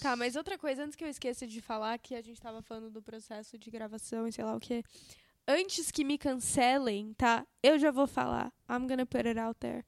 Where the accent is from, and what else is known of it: São Paulo, Brazil; accent: paulistano; also born or lived in United States